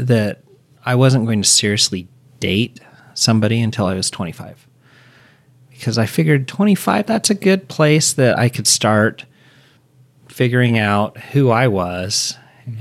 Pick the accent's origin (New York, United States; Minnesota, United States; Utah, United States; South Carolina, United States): Utah, United States; I grew up here in Utah